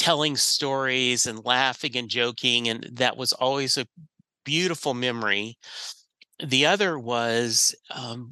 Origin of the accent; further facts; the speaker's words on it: Leesville, Louisiana, United States; also born or lived in Rose Pine, Louisiana; I grew up in I was born in Leesville, Louisiana, which is right next to Fort Polk